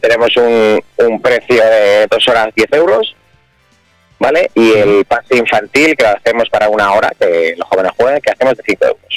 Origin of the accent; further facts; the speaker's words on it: Mota del Cuervo, Castilla-La Mancha, Spain; also born or lived in Campo de San Juan